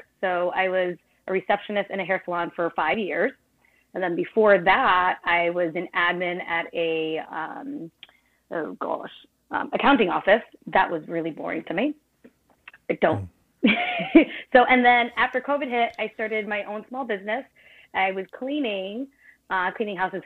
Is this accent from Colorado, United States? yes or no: no; Cape Cod, Massachusetts, United States; also born or lived in Brooklyn, New York; I was born in Brooklyn and I moved to the Cape, which is Massachusetts, about like, oh gosh, when I was seven. I lived here since.